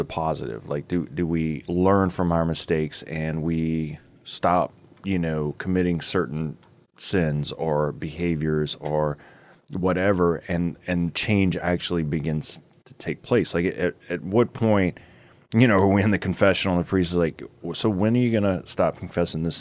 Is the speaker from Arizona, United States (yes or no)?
yes; Flagstaff, Arizona, United States; I'm from Flag.